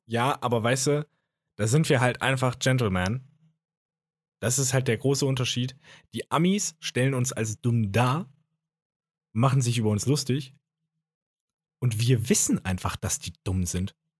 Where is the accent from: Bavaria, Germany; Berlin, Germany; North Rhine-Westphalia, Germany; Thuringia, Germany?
Thuringia, Germany; Jena; ich komme ja aus Jena